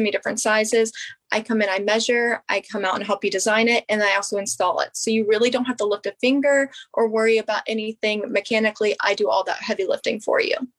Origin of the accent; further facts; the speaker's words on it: Harpers Ferry, West Virginia, United States; now in Morgantown, United States; I'm from Harper's Ferry, West Virginia. I'm born and raised in West Virginia.